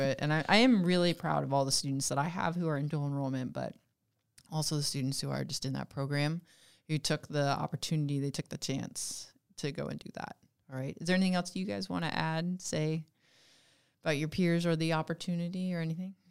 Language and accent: English; West Coast, United States; moved away; I'm from the West Coast, and I went to community college to take all of my math courses while I was a sophomore, junior, and senior in high school